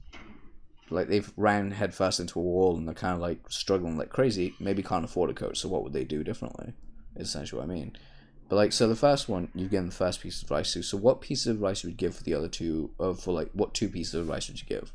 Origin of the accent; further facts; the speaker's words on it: United Kingdom; I'm British.